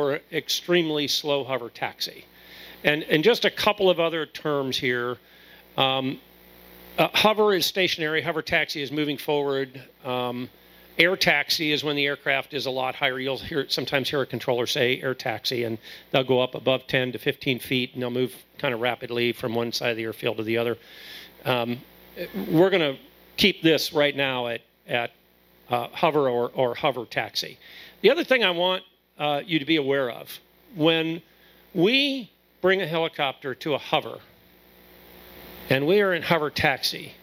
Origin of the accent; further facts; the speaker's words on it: Akron, Ohio, United States; I'm from Akron, Ohio